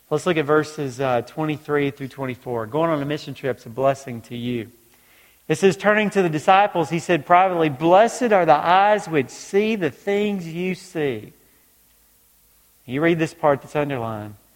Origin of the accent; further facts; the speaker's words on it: Georgia, United States; also born or lived in North Carolina; now in New York, United States; Now in New York, I know you're surprised now that I'm originally from Georgia, the accent's gone and everything, but, but I did. I grew up in Georgia, moved to North Carolina